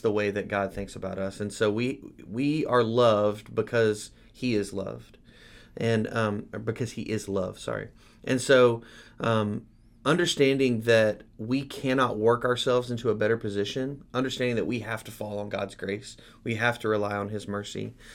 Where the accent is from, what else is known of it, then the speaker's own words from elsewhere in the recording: United States; as American Christians